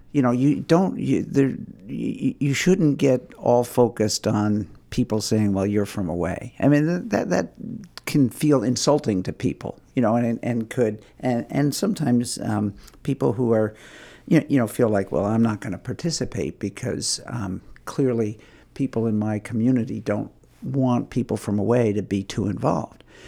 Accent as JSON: {"language": "English", "area": "Hudson River Valley", "region": "New York", "country": "United States", "tie": "born or raised there", "also_born_or_lived": "California", "moved": "as an adult", "lives_now": "Maine, United States", "said": "I grew up in the Hudson River Valley of New York"}